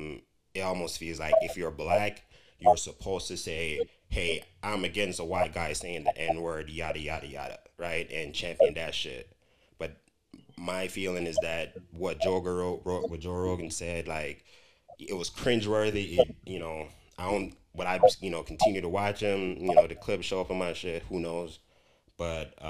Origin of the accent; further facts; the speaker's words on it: Jamaica; moved away; I grew up in Jamaica